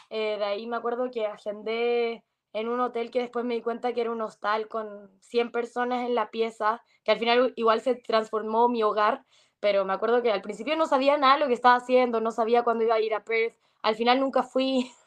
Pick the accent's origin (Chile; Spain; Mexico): Chile; moved away as an adult; also born or lived in Argentina; now in Australia; vivo afuera de Chile porque ya yo nací en Argentina, y me fui a Chile a los cuatro años, tres años, en verdad, no me acuerdo obviamente, pero más o menos por esa edad. Y de ahí viví en Chile hasta el 2021.